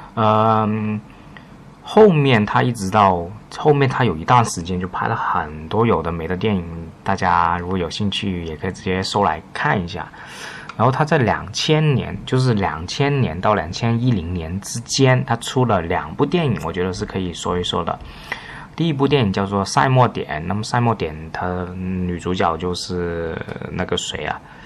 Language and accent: Chinese; China; 我们作为大陆人是完全看不懂